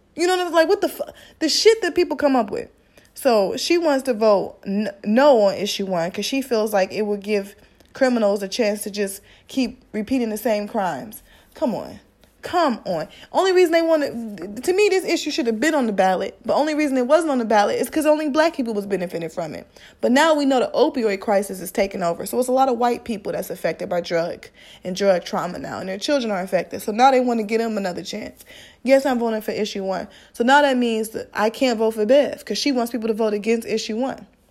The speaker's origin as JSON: {"language": "English", "region": "Midwest", "country": "United States", "said": "I'm black and I'm from the Midwest."}